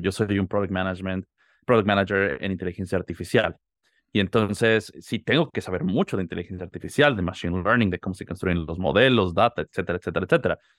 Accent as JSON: {"language": "Spanish", "region": "Mexico City", "country": "Mexico", "tie": "born or raised there", "moved": "yes", "said": "Yo soy de la Ciudad de México. Nací y crecí allá, viví casi toda mi vida"}